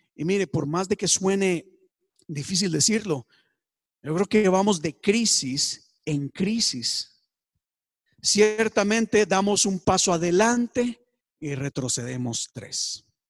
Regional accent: Costa Rica; En mi país, Costa Rica, tenemos partidos políticos.

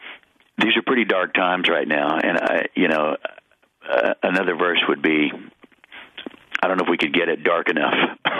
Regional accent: Dallas, Texas, United States; I'm going to play here in my hometown and. Enjoy my 70th birthday

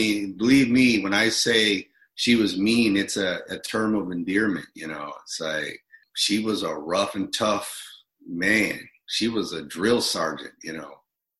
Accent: Minneapolis, Minnesota, United States; also born or lived in Bronx, New York; I grew up in Minneapolis, born in Bronx, New York, and my mother moved me to Minneapolis for fear, you know, trouble in the streets and what have you.

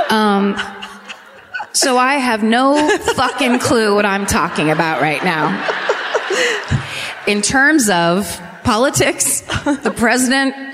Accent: France; English is a second language; I'm from France, so I don't really know how to say your city's names.

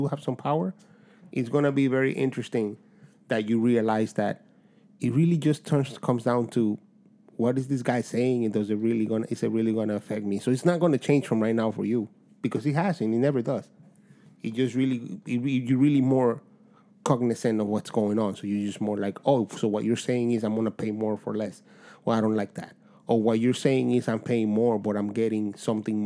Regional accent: Dominican Republic; moved away; I was straight from Dominican Republic, so at age 10

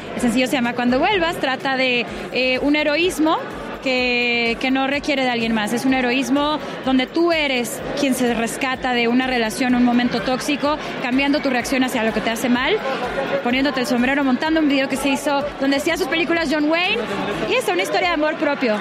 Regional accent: Mexico; como mexicana y mujer en la música

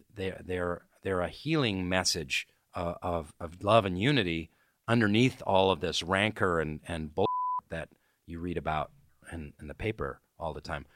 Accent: Seattle, Washington, United States; moved away as an adult; also born or lived in New York City; my parents are kinda hippie, Bohemian types in Seattle

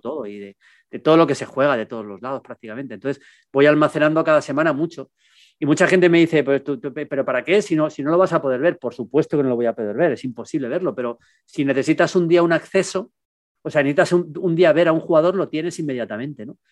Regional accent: Spain; el Mundial en España, en mi país, yo era un chavalín

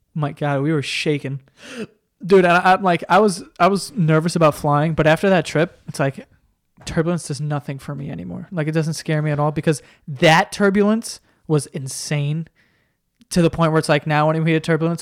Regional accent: New York, United States; we're from New York

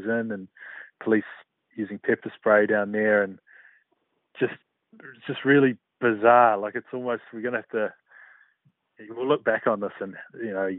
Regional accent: New Zealand; as a New Zealander

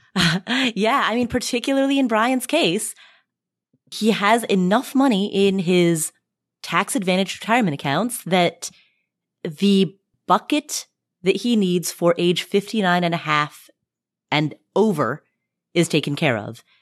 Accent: Cincinnati, Ohio, United States; I'm from Cincinnati

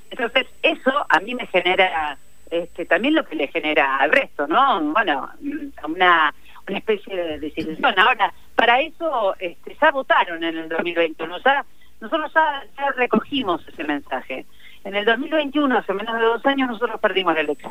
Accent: Argentina; como argentinos y argentinas, como pueblo

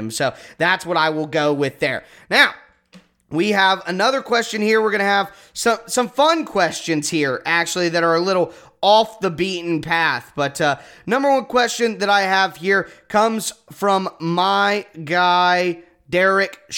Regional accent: Ohio, United States; So I'm from Ohio. I live in Ohio.

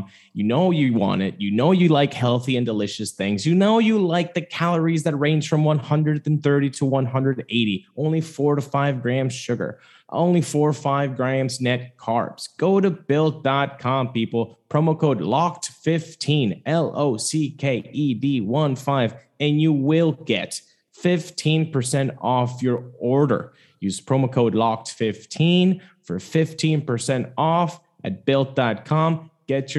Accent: Venezuela; I am from Venezuela, so I grew up watching Winter League games

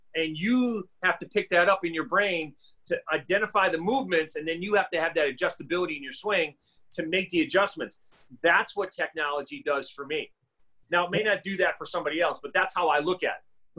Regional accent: Massachusetts, United States; now in Arizona, United States; growing up in Massachusetts, you know, I played three sports.

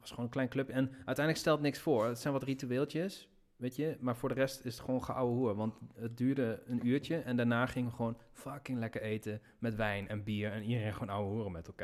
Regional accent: Nijmegen, Gelderland, Netherlands; ik ben in Nijmegen geboren. Ik ging daar studeren. Dus ik had mijn vrienden van de middelbare school

